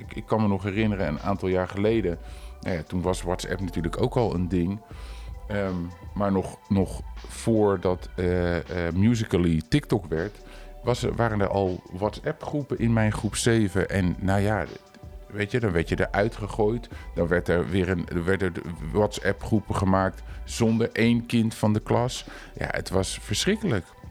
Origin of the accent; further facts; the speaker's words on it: Culemborg, Gelderland, Netherlands; in Culemborg, waar ik vandaan kom